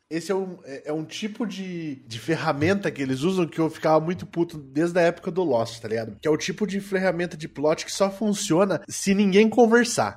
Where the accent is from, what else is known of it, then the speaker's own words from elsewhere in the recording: Sorocaba, São Paulo, Brazil; Sou do Desludo, Sorocaba, São Paulo